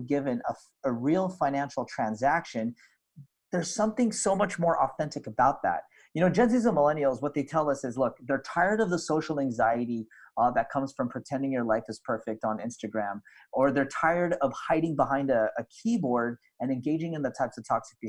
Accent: Philippines; we're in Southeast Asia. So you have kind of that Malay type of experience. But, you know, being a colony of Spain

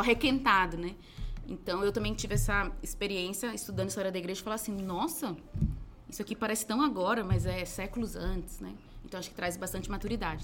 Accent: Recife, Pernambuco, Brazil; Sou de Recife. Meus pais são baianos, eu sou de Recife

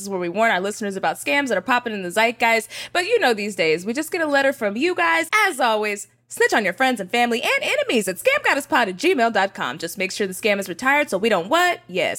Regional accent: North Texas, United States; We are from North Texas

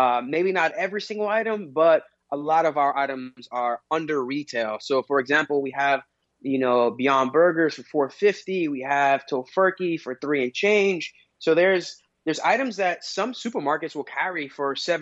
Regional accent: New York City, New York, United States; moved away as an adult; now in New Jersey, United States; I'm born and raised in Queens, but I recently moved to New Jersey

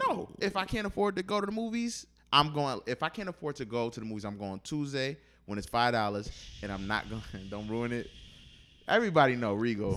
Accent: Buffalo, New York, United States; Buffalo, my hometown

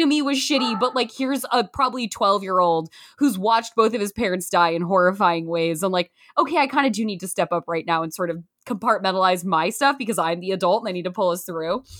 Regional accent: Canby, Oregon, United States; moved away; we are from Canby, Oregon, twenty-two miles south of Portland

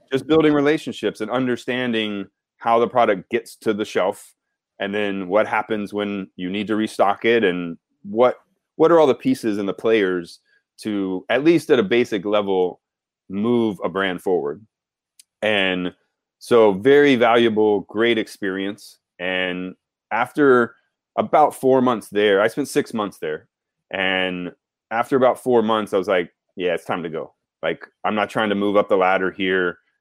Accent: Southeast Texas, United States; moved away as an adult; also born or lived in Baton Rouge, Louisiana; now in New York, United States; I grew up in Southeast Texas.

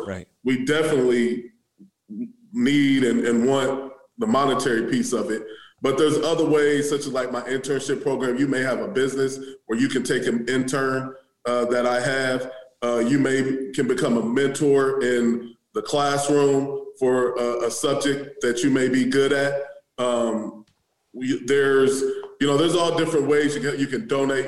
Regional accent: Omaha, Nebraska, United States; also born or lived in Maryland / Wayne, Nebraska; I'm from Omaha

